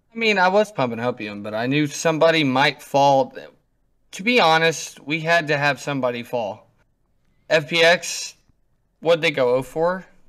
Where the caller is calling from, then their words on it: North Vernon, Indiana, United States; I'm calling from North Vernon, Indiana.